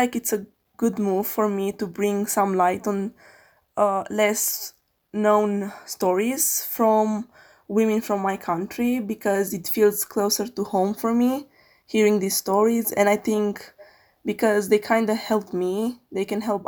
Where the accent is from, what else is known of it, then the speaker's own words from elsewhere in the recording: Alba Iulia, Alba County, Romania; I live in Alba Iulia, Romania, a quite small town with 40,000 people.